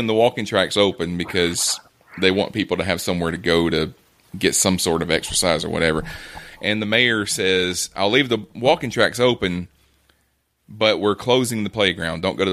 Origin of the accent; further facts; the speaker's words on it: Alabama, United States; I'm from Alabama